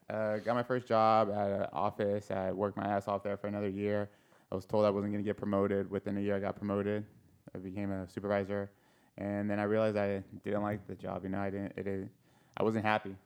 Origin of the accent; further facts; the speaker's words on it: El Cajon, California, United States; I grew up in El Cajon, so born and raised in El Cajon.